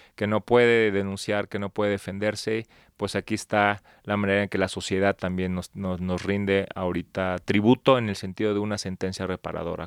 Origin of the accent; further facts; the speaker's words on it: Palenque, Chiapas, Mexico; now in Mexico City, Mexico; yo nací en Palenque, Chiapas, sin embargo, llevo viviendo en la Ciudad de México 23 años, ya soy chilango de Hueso Colorado